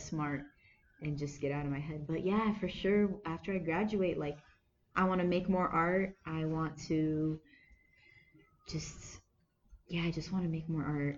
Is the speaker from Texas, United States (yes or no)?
no; Anaheim, California, United States; I was born and raised in Anaheim. I'm American